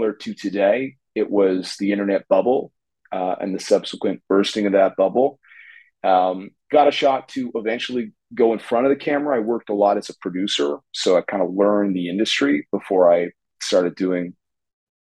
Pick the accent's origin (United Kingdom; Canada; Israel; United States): Canada; Toronto, Ontario; I'm joining you from Toronto in Canada, where I grew up. I'm a Toronto kid